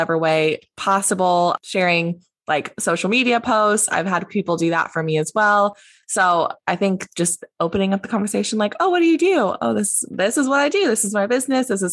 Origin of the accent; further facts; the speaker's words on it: Indiana, United States; moved away; my hometown of, you know, Indiana